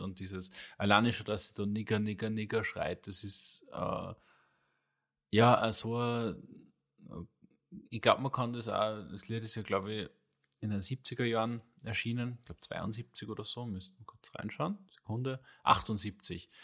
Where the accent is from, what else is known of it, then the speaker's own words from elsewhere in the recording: Austria; bei uns in Österreich